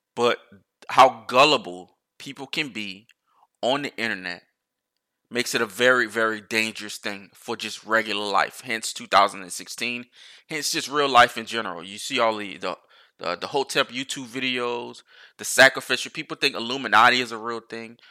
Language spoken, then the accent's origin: English; United States